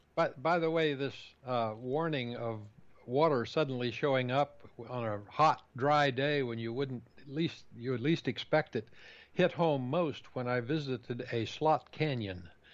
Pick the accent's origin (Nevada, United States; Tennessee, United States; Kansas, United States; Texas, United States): Kansas, United States; also born or lived in Southeast United States; now in Southeast, United States; growing up in Kansas far, farm country